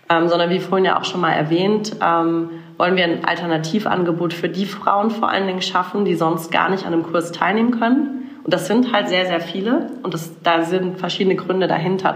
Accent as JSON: {"language": "German", "town": "Karlsruhe", "region": "Baden-Württemberg", "country": "Germany", "tie": "born or raised there", "also_born_or_lived": "Mannheim / Berlin", "moved": "as an adult", "said": "ich bin tatsächlich in Karlsruhe aufgewachsen, in schönen Süddeutschland"}